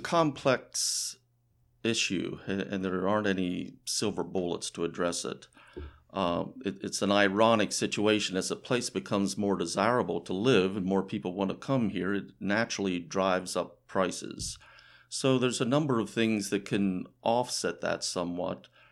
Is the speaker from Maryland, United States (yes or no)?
yes; Frederick County, Maryland, United States; I was born in Frederick County and have lived here most of my life